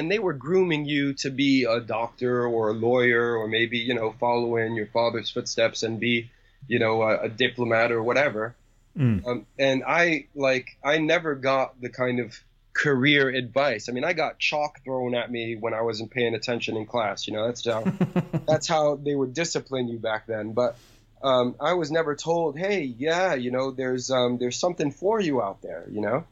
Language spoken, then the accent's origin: English; New York City, New York, United States; was born and raised in New York City.